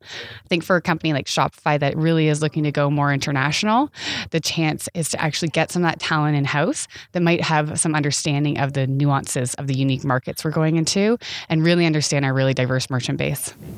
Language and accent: English; Canada; as a Canadian